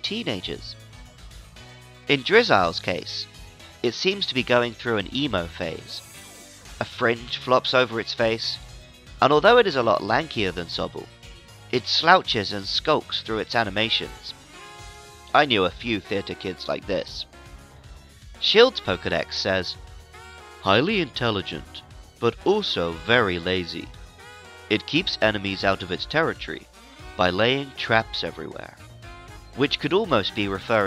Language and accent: English; United Kingdom; now in Japan; I'm British